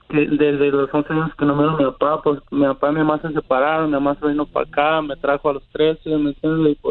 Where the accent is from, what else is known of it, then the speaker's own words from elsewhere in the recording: Sinaloa, Mexico; yo soy de, de Wasabi, Sinaloa